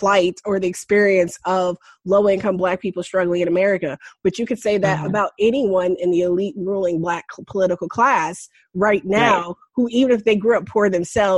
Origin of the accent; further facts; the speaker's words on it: New York, United States; growing up in New York